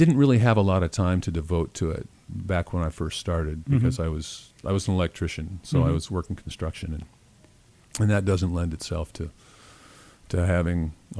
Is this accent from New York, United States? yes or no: no; Wichita, Kansas, United States; moved away as an adult; now in Arizona, United States; I grew up in Wichita, Kansas.